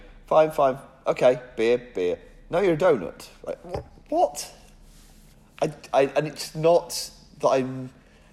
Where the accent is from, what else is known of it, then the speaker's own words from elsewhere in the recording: England, United Kingdom; as an English person